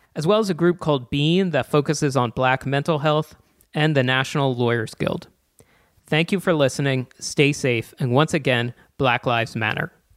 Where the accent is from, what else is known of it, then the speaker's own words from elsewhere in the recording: East Coast, United States; growing up on the East Coast